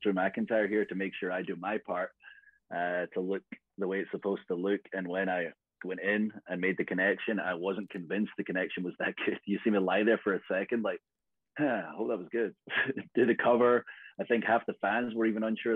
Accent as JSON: {"language": "English", "region": "Scotland", "country": "United Kingdom", "said": "I'm Scottish"}